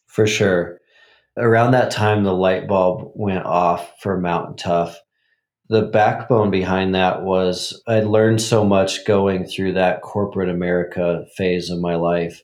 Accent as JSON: {"language": "English", "region": "Montana", "country": "United States", "tie": "born or raised there", "said": "I grew up in Montana"}